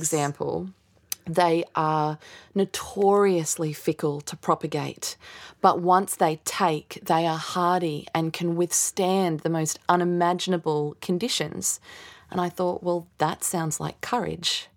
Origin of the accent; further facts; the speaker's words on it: Australia; as an Aussie kid, 'cause I wasn't learning that history at school